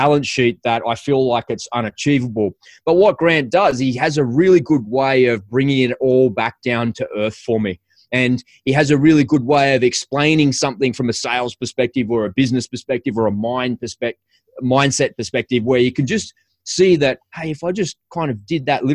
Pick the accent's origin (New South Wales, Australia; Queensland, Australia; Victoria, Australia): New South Wales, Australia; Sydney; I'm an Aussie. I'm from Sydney, Australia.